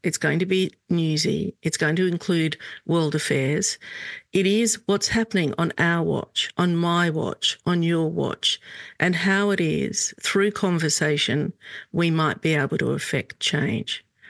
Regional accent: Australia; also born or lived in Lebanon; I'm Lebanese Australian

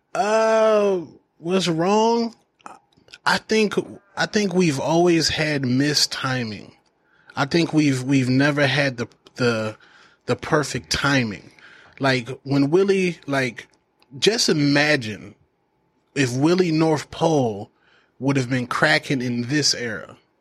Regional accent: Phoenix, Arizona, United States; also born or lived in Denver, Colorado; I was uh, raised in Maryvale, West Phoenix.

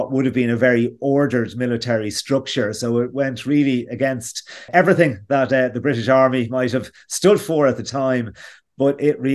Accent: Ireland; being Irish

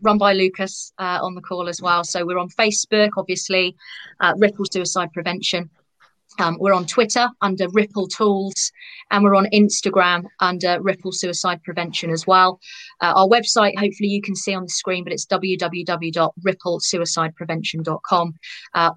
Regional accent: United Kingdom; particularly being British

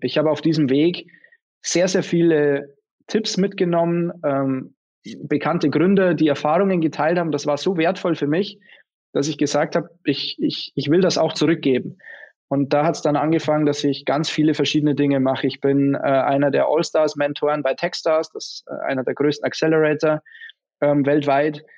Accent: Bavarian Forest, Germany; now in Munich, Germany; wir haben einen Familienbetrieb daheim seit, seit fast seit über 160 Jahren. Es ist ein klassischer Mittelstand, das ist eine Lederfabrik im Bayerischen Wald.

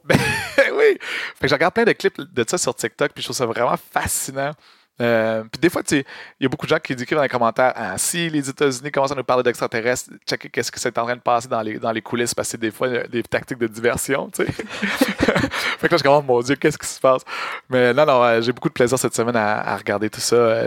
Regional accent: Montreal, Quebec, Canada; j'ai grandi à Montréal

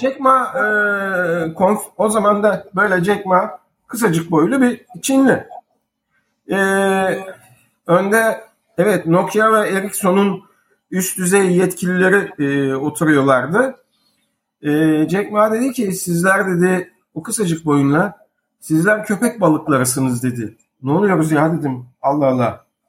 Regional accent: Istanbul, Turkey; also born or lived in Beşiktaş; İstanbul Fatih 1958 Eylül doğumlu.

